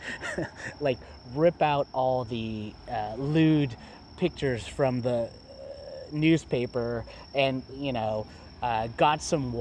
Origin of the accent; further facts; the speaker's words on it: San Bruno, California, United States; now in Japan; in my hometown of San Bruno